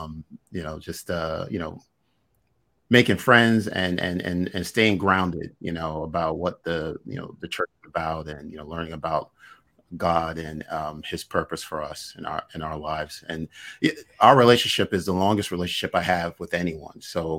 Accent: New York City, New York, United States; also born or lived in Barbados; we come from a West Indian background. I was born in Barbados and I moved to the United States when I was under a year old, and lived in Brooklyn, for most of my life.

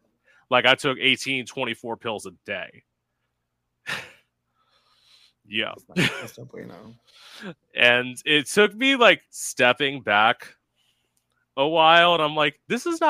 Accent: an hour from West Palm Beach, Florida, United States; my hometown, which is like an hour away

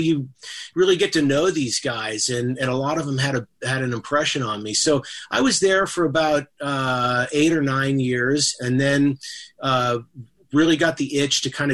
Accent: Bay Area, California, United States; I grew up in the Bay Area

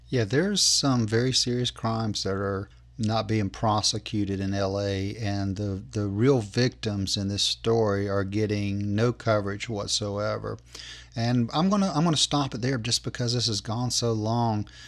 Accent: United States; I'm an American

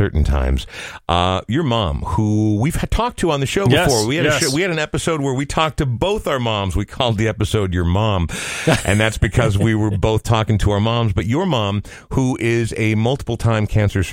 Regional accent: Coon Rapids, Minnesota, United States; now in Minneapolis, United States; I grew up in Coon Rapids

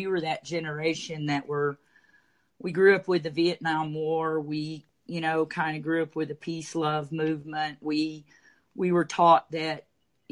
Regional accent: Dallas, Texas, United States; also born or lived in Durant, Oklahoma; I'm from Texas. I grew up in Dallas and ran businesses in North Dallas.

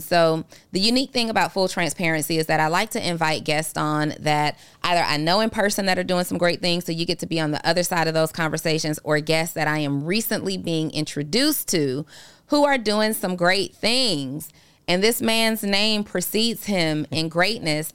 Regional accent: Atlanta, Georgia, United States; I grew up on Camp Creek

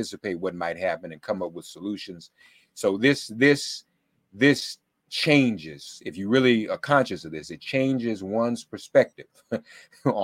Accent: Nashville, Tennessee, United States; moved away; I've joined them in Nashville, my hometown where I grew up

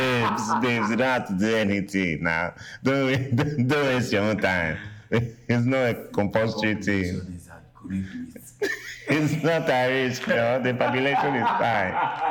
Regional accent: Nigeria; Even myself, I'm Nigerian, but like, I never, you know, did it in that Starboy whiskey.

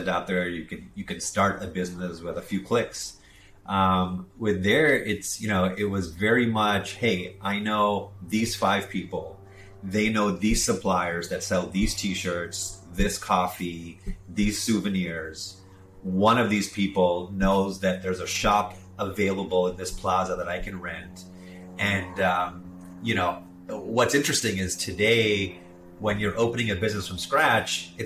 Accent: Jamaica; also born or lived in South Florida, United States / India (ancestry); born in South Florida near Miami, moved to Jamaica when I was 5 years old, where my parents started a business

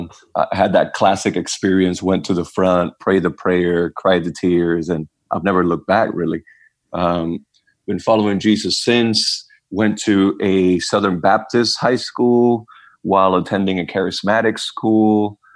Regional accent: Puerto Rico; also born or lived in Toronto; I was born and raised in Puerto Rico in a, you know, kind of cultural Catholic family. We went to Mass for special occasions and went to Catholic school.

